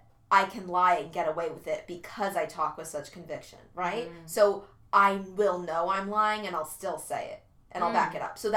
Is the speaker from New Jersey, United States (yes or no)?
yes; New Jersey, United States; I'm from New Jersey.